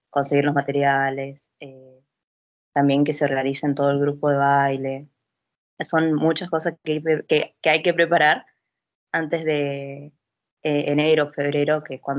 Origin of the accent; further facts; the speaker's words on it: Chaco, Argentina; Sí, yo viví mucho tiempo en el Chaco